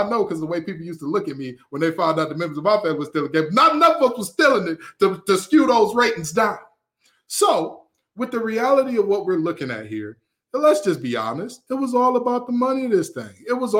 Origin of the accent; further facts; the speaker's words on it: Michigan, United States; moved away; also born or lived in North Carolina; I grew up in Michigan